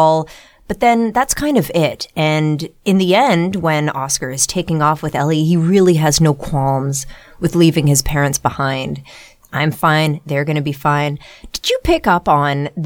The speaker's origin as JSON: {"language": "English", "town": "Ottawa", "region": "Ontario", "country": "Canada", "tie": "born or raised there", "said": "growing up in Ottawa, our field trips would often be to the Rideau Canal in Ottawa"}